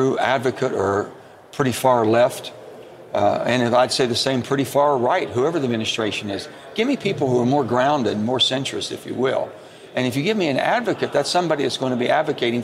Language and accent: English; the South, United States; the old Southern Democrats, where I come from